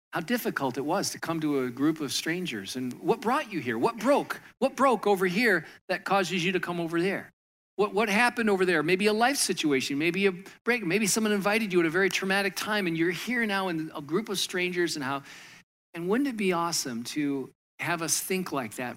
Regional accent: Michigan, United States; moved away as an adult; also born or lived in Southern California; now in New Jersey, United States; I grew up in Michigan

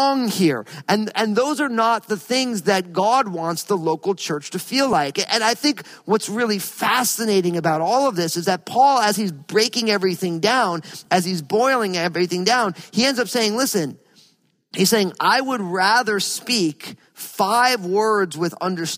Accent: New Jersey, United States; I grew up in New Jersey

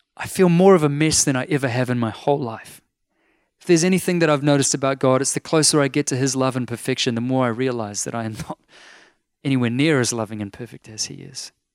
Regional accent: North Shore, Auckland, New Zealand; I'm from the North Shore. Like, I'm a shore boy.

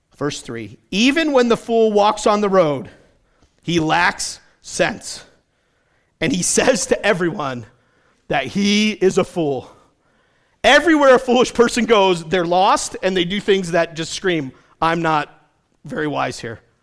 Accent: New England, United States; I grew up in New England with lots of stone walls.

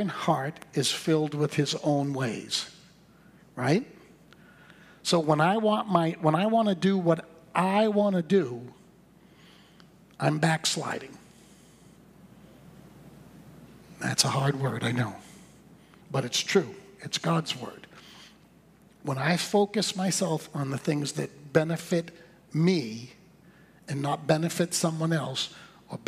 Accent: Boston, Massachusetts, United States; moved away; I'm from Boston

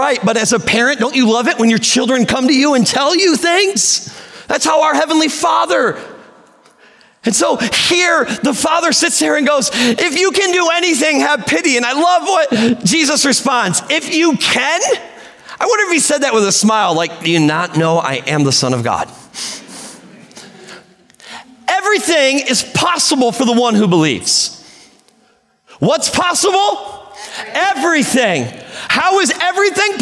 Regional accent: Sturgis, United States; moved away as an adult; I did not want to come back to Sturgis, where my hometown

